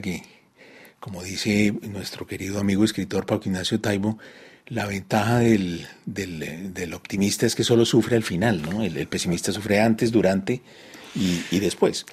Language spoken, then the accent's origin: Spanish; Bogotá, Colombia; moved away as an adult; also born or lived in Paris / Madrid / Delhi; now in Cali, Colombia; yo volví a Colombia, que era el país pues, del que yo me había ido a los 19 años. Eh, pero no volví a mi ciudad, a Bogotá